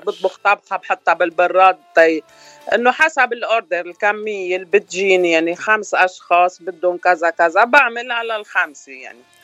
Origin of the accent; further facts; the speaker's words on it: Batroun, North Lebanon, Lebanon; moved away as an adult; now in Los Angeles, United States; انا من الشمال شمال لبنان من الباترون